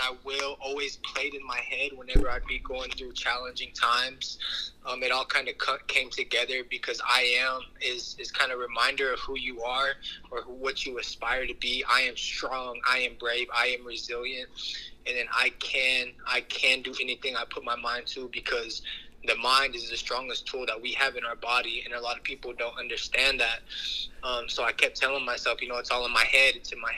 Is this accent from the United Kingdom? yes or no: no; El Reno, Oklahoma, United States; I am from El Reno, Oklahoma